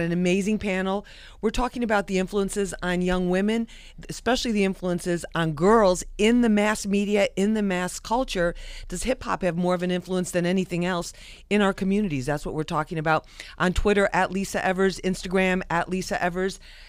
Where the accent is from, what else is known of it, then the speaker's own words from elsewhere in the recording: New York, United States; Than us wild New Yorkers.